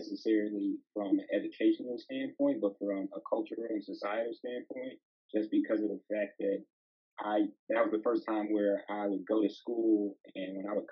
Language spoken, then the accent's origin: English; Pittsburgh, Pennsylvania, United States; I'm from the east side of Pittsburgh. I grew up in Wilkinsburg